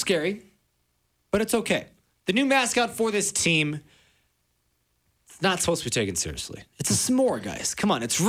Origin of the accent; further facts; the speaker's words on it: Colorado Springs, Colorado, United States; Single-A baseball team in Colorado Springs, my hometown.